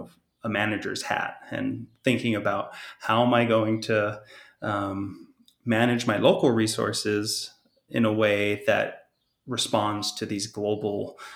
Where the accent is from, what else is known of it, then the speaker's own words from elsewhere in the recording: Hawaii, United States; I'm, as you mentioned in my introduction, I'm Native Hawaiian, Kanaka O'iwi, and in Native Hawaiian belief systems